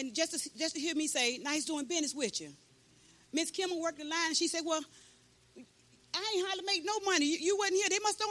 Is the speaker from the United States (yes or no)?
yes; St. Petersburg, Florida, United States; moved away as an adult; now in Bronson, United States; I come from St. Pete